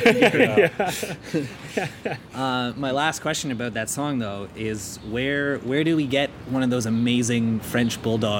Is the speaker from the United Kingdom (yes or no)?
no; Ireland; I mean, I'm Irish, so maybe that's why too, but I got that … vibe right away.